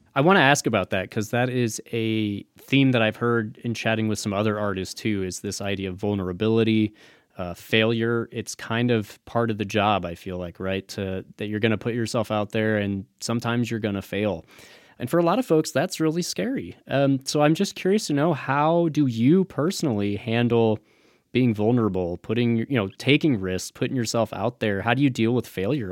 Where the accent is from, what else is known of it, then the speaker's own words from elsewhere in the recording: Midwest, United States; now in Las Vegas, United States; I'm from the Midwest myself, so I, I have a little bit of that experience of coming out here